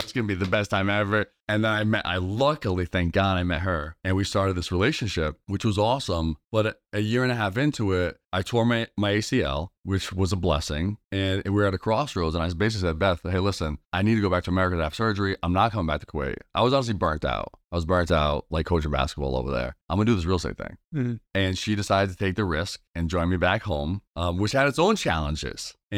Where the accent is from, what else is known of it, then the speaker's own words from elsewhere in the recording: Massachusetts, United States; I'm a Mass guy. I grew up in Mass. I was a basketball dude forever.